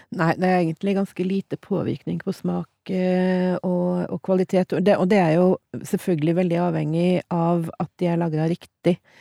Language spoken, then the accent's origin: Norwegian; Trondheim, Trøndelag, Norway; jeg vokste opp i Trondheim